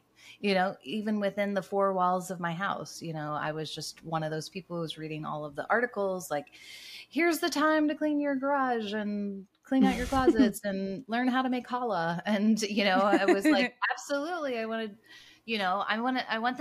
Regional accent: United States; moved away as an adult; also born or lived in Toronto, Canada; now in Cincinnati, United States; my husband and I were born and raised in the States

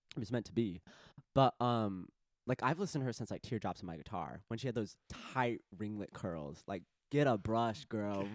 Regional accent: Arizona, United States; In my home state

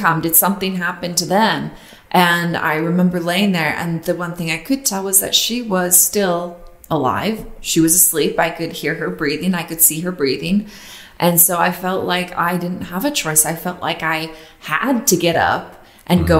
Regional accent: Utah, United States; I grew up in Utah

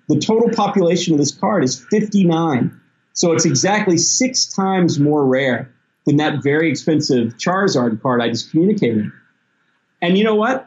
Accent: Tennessee and Mississippi, the South, United States; also born or lived in Memphis, Tennessee; I grew up in Tennessee and Mississippi

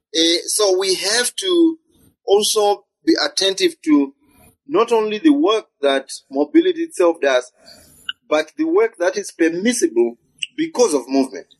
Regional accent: Zimbabwe; I come from Zimbabwe

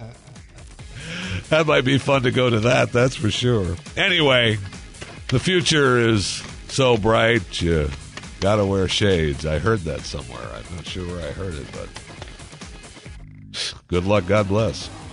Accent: Michigan, United States; moved away; I grew up in Michigan

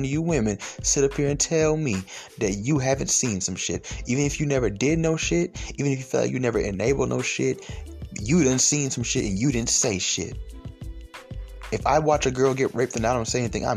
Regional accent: Stone Mountain, Georgia, United States; I grew up in Stone Mountain in elementary school

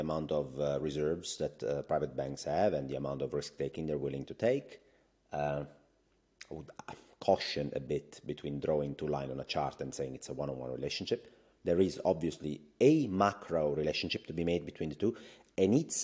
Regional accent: Italy; accent: Italian; my Italian accent

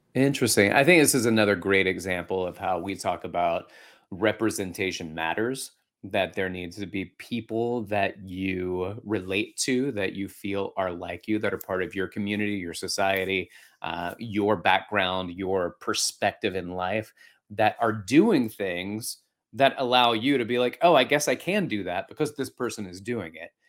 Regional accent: Alabama, United States; now in New York City, United States; I grew up in Alabama.

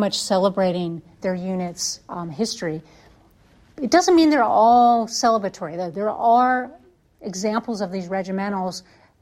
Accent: Connecticut, United States; now in Alabama, United States; I grew up in Connecticut, and we always had Memorial Day Parade.

